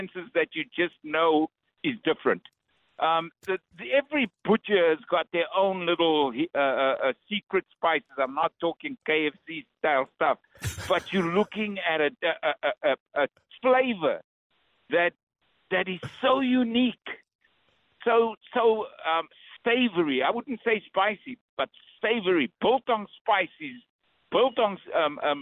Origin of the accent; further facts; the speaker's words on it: South Africa; moved away; I'm from South Africa